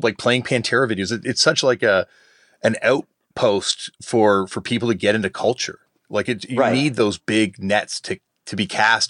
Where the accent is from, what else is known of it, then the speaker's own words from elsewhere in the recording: Toronto, Ontario, Canada; myself growing up in Toronto